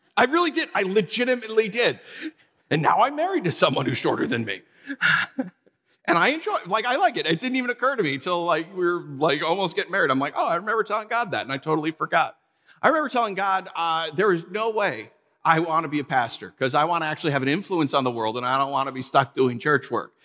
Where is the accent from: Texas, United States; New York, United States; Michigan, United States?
New York, United States; we're from New York